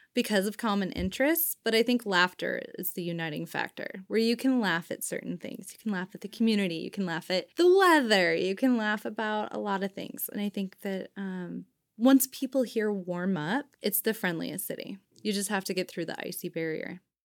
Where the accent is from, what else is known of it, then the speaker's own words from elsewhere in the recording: Winnemucca, Nevada, United States; moved away as an adult; also born or lived in Reno, Nevada; now in Seattle, United States; I'm originally from a very small town in northern Nevada called Winnemucca, where it's less than ten thousand people. I grew up, uh, in a street where, no, you don't lock your front door